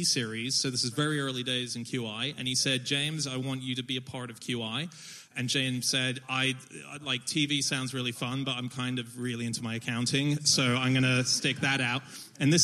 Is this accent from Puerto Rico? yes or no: no; Hong Kong; also born or lived in Sydney, Australia; now in United Kingdom; I speak Mandarin. I grew up in Hong Kong